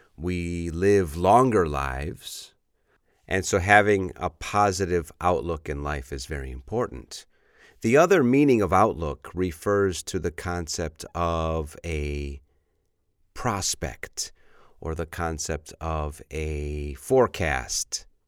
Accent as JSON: {"language": "English", "town": "Chicago", "region": "Illinois", "country": "United States", "said": "I'm from Chicago"}